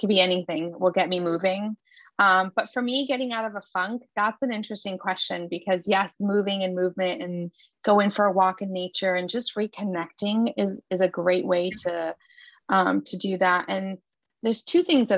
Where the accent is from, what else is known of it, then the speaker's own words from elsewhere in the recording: Lebanon; moved away; I grew up in Lebanon